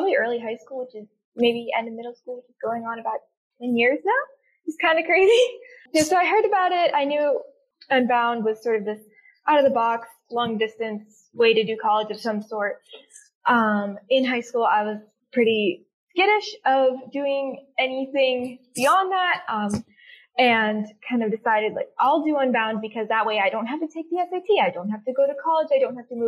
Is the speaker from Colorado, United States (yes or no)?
no; Blacksburg, Virginia, United States; I am from Blacksburg, Virginia, so a little bit south of Lydia.